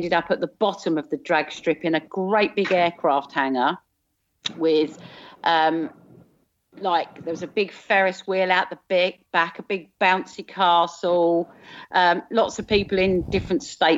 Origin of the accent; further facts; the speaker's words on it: South of England, United Kingdom; accent: southern; moved away; you'll probably guess from my accent, I'm originally from South.